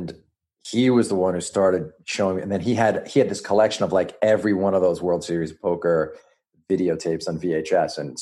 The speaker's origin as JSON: {"language": "English", "region": "New York", "country": "United States", "said": "New York. I'm a New Yorker."}